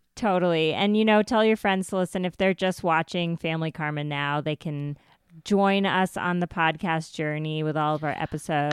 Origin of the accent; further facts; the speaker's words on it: United States; I'm Indian and, uh, I'm Indian American